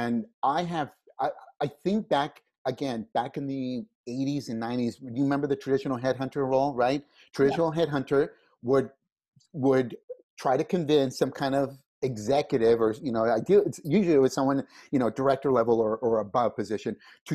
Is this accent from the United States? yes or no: yes; California, United States; also born or lived in Mexico; I was born here in California, and then we moved back to Mexico right after I was born, lived there until I was 5, and then we came back to California